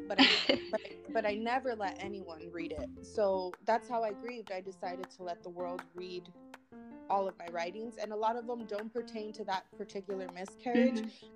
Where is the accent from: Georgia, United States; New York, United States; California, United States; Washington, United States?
California, United States; now in Tucson, United States; I'm originally from California, but I'm currently living in Tucson, Arizona.